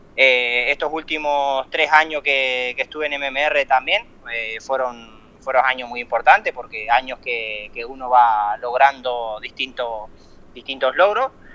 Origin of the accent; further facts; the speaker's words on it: Colón, Entre Ríos, Argentina; also born or lived in Italy; yo donde me crié corriendo en Entre Ríos